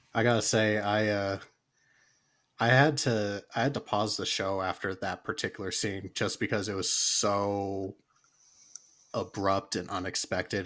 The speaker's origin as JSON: {"language": "English", "country": "United States", "said": "me being an American"}